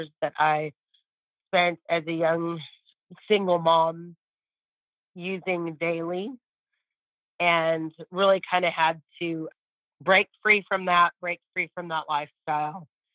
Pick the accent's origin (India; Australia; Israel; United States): United States; California; moved away as an adult; now in Texas, United States; I'm actually from California. I've been in Texas for 15 years.